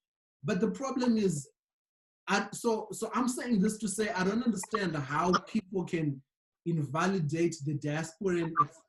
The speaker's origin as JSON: {"language": "English", "country": "Zimbabwe", "moved": "yes"}